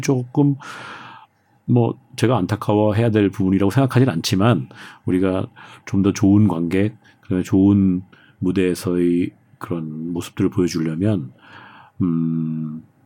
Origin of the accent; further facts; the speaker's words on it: South Korea; moved away as an adult; also born or lived in Germany; 한국 사람으로서 외국 나가서 살고 사는 것 자체도